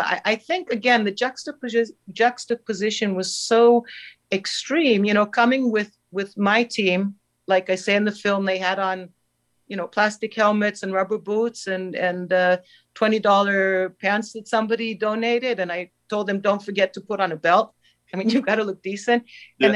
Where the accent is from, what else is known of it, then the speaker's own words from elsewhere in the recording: Israel; I was, the Jewish Israeli trainer of the Palestine equestrian team, but kind of incognito as an American.